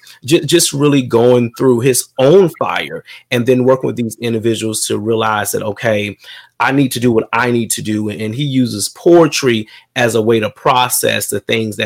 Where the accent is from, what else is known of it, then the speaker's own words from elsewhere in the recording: Sumter, South Carolina, United States; So I was born in a big city of Sumter, South Carolina, but in a little small area. Grew up with it's seven siblings